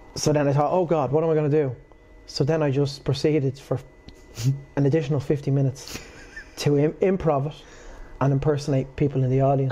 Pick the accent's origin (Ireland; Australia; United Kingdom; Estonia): Ireland; Portmarnock, Leinster; also born or lived in Swords / Ashbourne; I'm from Port Marnock